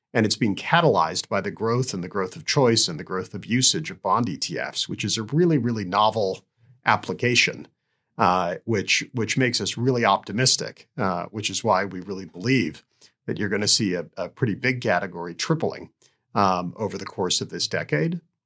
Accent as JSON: {"language": "English", "country": "Canada", "tie": "born or raised there", "also_born_or_lived": "Tanzania", "said": "I emigrated to Canada"}